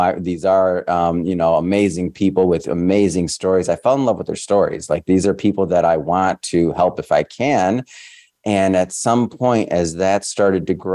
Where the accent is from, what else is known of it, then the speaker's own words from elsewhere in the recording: Detroit, Michigan, United States; moved away as an adult; now in West Coast, United States; I'm a Michigander from Detroit, born and raised